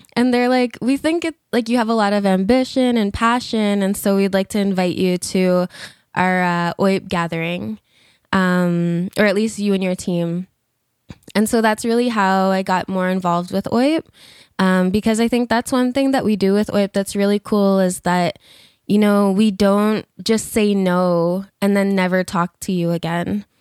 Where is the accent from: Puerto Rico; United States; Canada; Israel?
Canada; Alberta; also born or lived in Fishing Lake Métis Settlement / Algonquin Territory (Ottawa area); now in Ontario, Canada; I'm originally from Alberta.